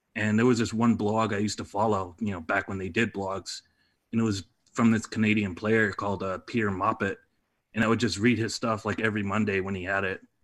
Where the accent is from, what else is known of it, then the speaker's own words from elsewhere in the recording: Detroit, Michigan, United States; moved away as an adult; also born or lived in Reading, Pennsylvania / Boston, Massachusetts; now in Los Angeles, United States; I'm initially from Detroit